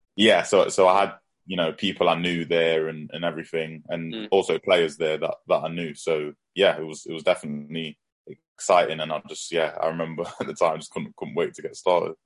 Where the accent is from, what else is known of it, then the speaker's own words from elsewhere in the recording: Nottingham, East Midlands, United Kingdom; I'm from Nottingham myself.